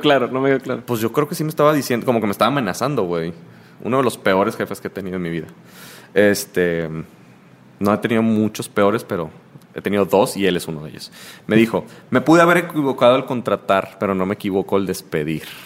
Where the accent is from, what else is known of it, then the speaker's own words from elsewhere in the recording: Mazatlán, Sinaloa, Mexico; soy de Mazatlán